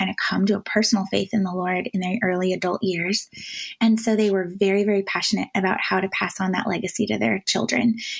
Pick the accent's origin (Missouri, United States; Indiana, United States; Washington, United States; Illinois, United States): Washington, United States; moved away; also born or lived in Manhattan; I grew up in Washington State, the dry side of the state